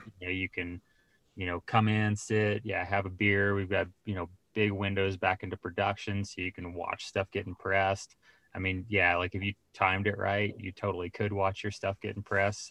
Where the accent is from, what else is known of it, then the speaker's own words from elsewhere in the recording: Colorado Springs, Colorado, United States; I grew up in Colorado